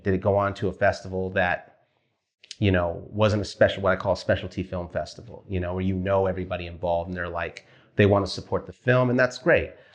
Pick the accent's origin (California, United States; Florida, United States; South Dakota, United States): California, United States; Wilmington; moved away as an adult; also born or lived in Studio City, California; Wilmington where I grew up.